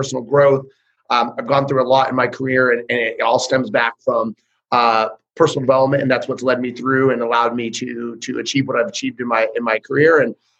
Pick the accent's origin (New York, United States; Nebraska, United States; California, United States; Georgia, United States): California, United States; Northern; moved away as an adult; also born or lived in Modesto, California; now in Central California, United States; I'm from Northern California. Right now, I kind of live a little more Central California